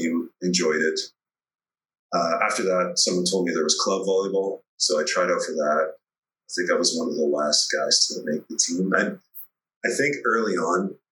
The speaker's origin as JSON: {"language": "English", "town": "Red Deer", "region": "Alberta", "country": "Canada", "tie": "born or raised there", "said": "we grew up in Red Deer, Alberta"}